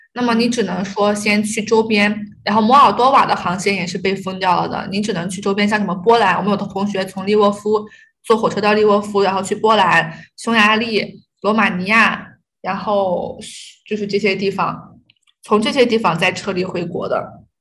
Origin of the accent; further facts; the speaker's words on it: China; also born or lived in Kharkiv, Ukraine; 尤其是中国人，我们都不敢出去说自己是中国人